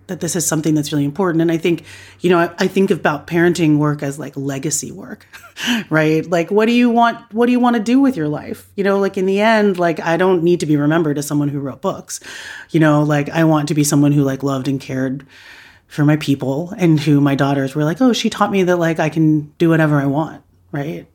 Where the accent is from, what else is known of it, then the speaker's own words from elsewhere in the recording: United States; I was raised by immigrants in America. I knew, like, I'm a first generation Filipino American